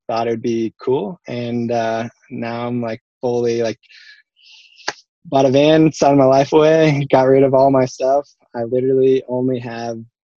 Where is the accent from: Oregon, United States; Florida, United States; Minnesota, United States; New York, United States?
Oregon, United States; Portland; also born or lived in Park City, Utah; now in Salt Lake City, United States; I grew up in Portland, Oregon